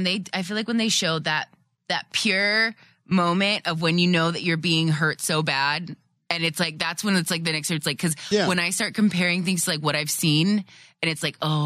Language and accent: English; California, United States; I grew up in California